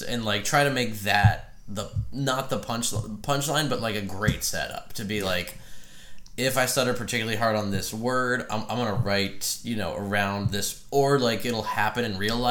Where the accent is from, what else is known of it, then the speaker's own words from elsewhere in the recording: Frederick, Maryland, United States; moved away as an adult; now in Nashville, United States; my hometown of Frederick, Maryland